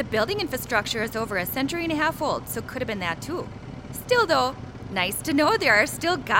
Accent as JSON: {"language": "English", "town": "Shorewood", "region": "Wisconsin", "country": "United States", "tie": "born or raised there", "also_born_or_lived": "Oconomowoc", "lives_now": "Scottsdale, United States", "said": "Well, you know, born and raised in Shorewood, Wisconsin, but spent most of my formative years in Oconomowoc."}